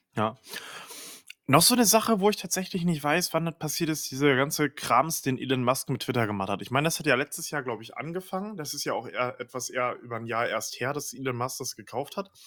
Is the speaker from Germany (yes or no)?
yes; Northern Germany, Germany; ich komm ja aus dem, aus dem Norden, ne, vom, vom, vom, vom Meer sozusagen, Norden Deutschlands.